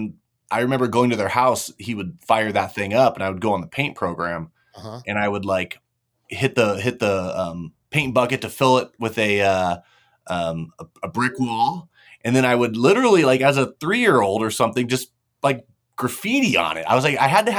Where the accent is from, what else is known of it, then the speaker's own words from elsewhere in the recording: California, United States; I'm kind of sprinkled all around California. I was born in Southern California, and then kind of came up, did schooling up in NorCal, moved back down for college.